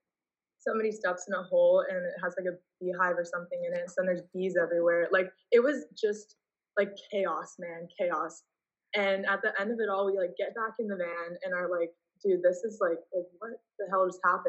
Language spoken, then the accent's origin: English; Canada; You know, just implying that like because I'm playing here, they should know that I'm Canadian.